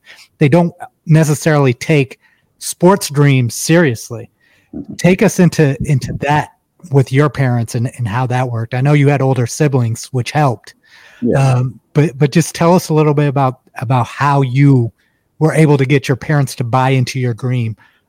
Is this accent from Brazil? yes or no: no; India; James is Nigerian, I'm Indian, but the experiences are very similar.